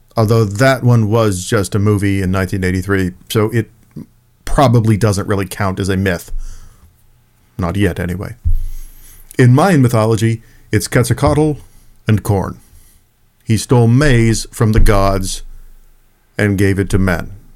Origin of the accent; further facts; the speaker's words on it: Texas, United States; also born or lived in New Orleans, Louisiana; I was raised in Texas